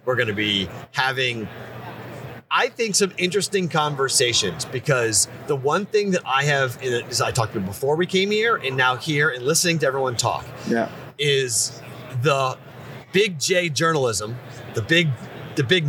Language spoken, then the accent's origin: English; New England, United States; now in Las Vegas, United States; where I grew up in New England